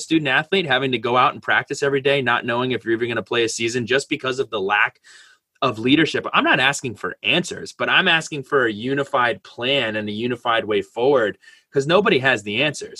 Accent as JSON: {"language": "English", "town": "Westwood", "region": "New Jersey", "country": "United States", "said": "I come from Westwood, New Jersey"}